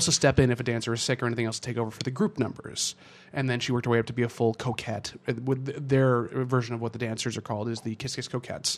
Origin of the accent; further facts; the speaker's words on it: Massachusetts, United States; now in Vermont, United States; Anyhow, I grew up in the suburbs north of Boston for most of my life. I moved around quite a bit, but that's where I spent most of my life.